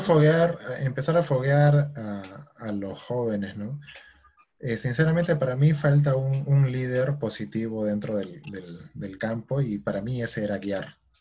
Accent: Peru; los equipos peruanos siempre nos representen mal

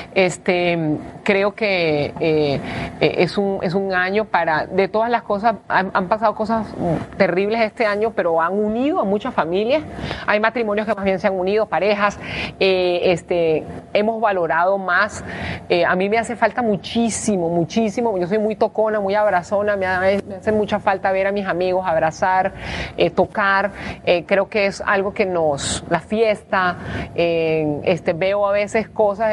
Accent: Venezuela; now in Costa Rica; nosotros que venimos de un país que sobre todo ahorita los que mandan son los militares

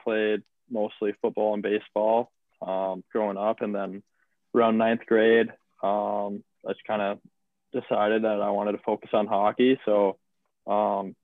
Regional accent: Minnesota, United States; moved away; Growing up in Minnesota, every kid, you know, has a hockey stick in hand.

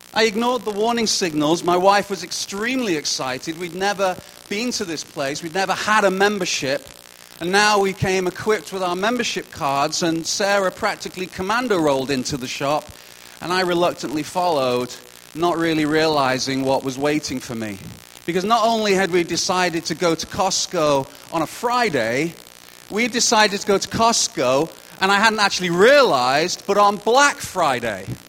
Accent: United Kingdom; now in Kelowna, Canada; as a Brit

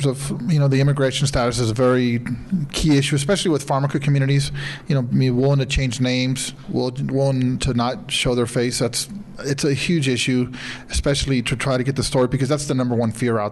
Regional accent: Sinaloa, Mexico; moved away; I'm from Sinaloa

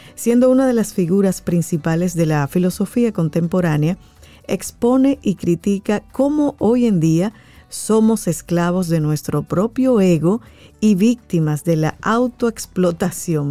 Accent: Dominican Republic; nosotros como República Dominicana

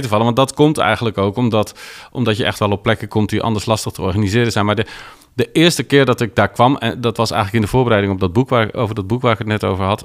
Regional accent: Netherlands; want ik kom uit Nederland.

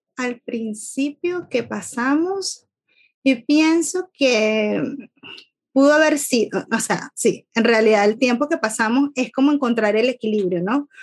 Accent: Venezuela; moved away as an adult; now in Ireland; soy venezolana, venezolana viviendo en Irlanda

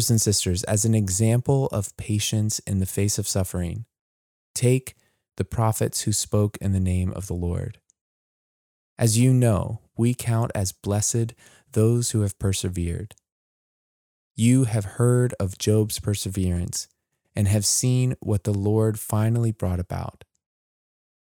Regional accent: United States; As American Christians

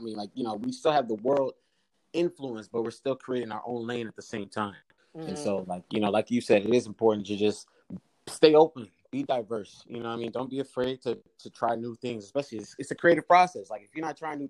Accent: East Coast, United States; also born or lived in Caribbean (ancestry); I'm from the East Coast

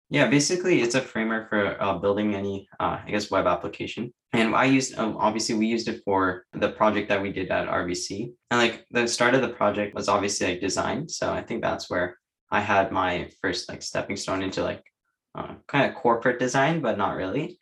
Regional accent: Waterloo, Ontario, Canada; I'm from Waterloo. So nearby.

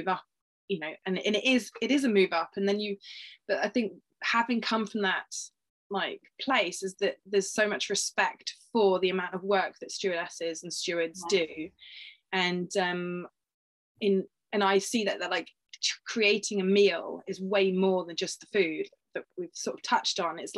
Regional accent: United Kingdom; being like a British sort of girl or woman

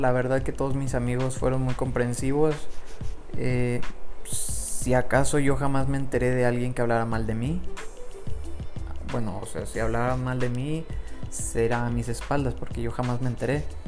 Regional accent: Monterrey, Nuevo León, Mexico; soy de Monterrey, Nuevo León, México

